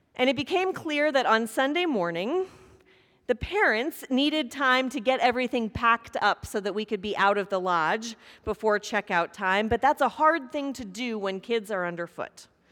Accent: Kansas, United States; moved away; grew up in Kansas, and years ago, a tornado came through my hometown

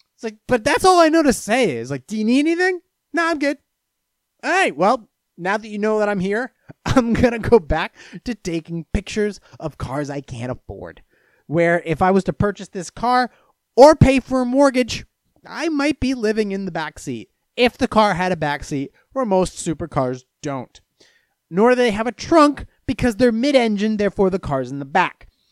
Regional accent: Venice, Florida, United States; I was born in Venice, Florida

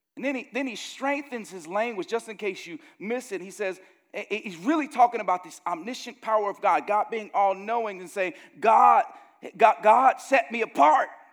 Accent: Gary, Indiana, United States; growing up in Gary, Indiana, the murder camp of the world when I was growing up there

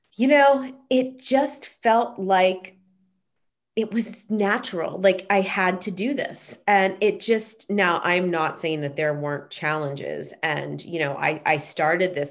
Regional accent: Pittsburgh, Pennsylvania, United States; moved away as an adult; also born or lived in Boston / Los Angeles; now in Pittsburgh, United States; I grew up in Pittsburgh and then lived in Boston

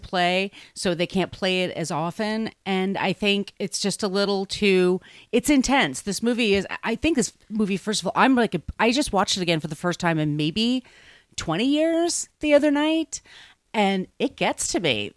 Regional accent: Long Island, New York, United States; also born or lived in Park Slope, Brooklyn; now in Brooklyn, United States; I grew up in Long Island, and everybody I knew was either Jewish or Catholic

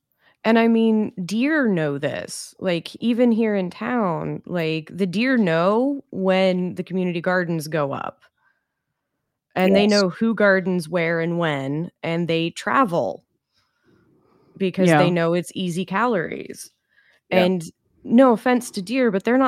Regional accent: Charleston, West Virginia, United States; I grew up in West Virginia. I'm from Charleston, but my dad dated a woman from Putnam County and my grandparents lived in Red House.

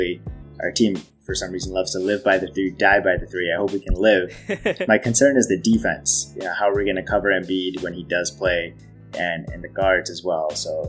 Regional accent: Boston, Massachusetts, United States; I'm from Boston. I've been here my entire life.

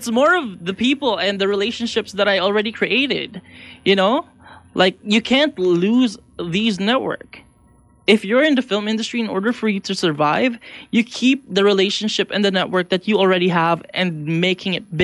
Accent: Philippines; also born or lived in Ottawa, Canada; now in Vancouver, Canada; I'm from the Philippines and I moved to Ottawa

